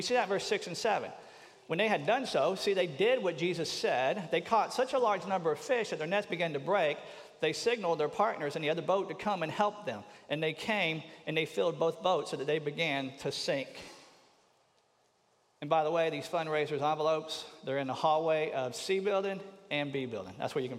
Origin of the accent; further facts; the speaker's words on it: Tampa, Florida, United States; I grew up in the Baptist church down in Tampa